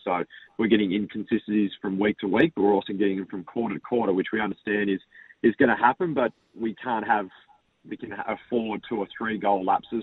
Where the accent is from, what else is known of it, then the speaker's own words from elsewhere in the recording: Lauderdale, Tasmania, Australia; moved away; I grew up in Lauderdale